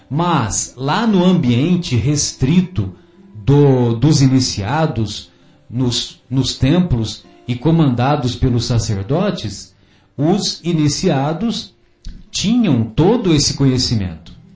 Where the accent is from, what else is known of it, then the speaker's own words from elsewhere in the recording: São José do Rio Pardo, São Paulo, Brazil; lá na minha infância, lá em São José do Rio Pardo, sabe, ô Fábio, ah, eu cresci escutando amorosamente de minha mãe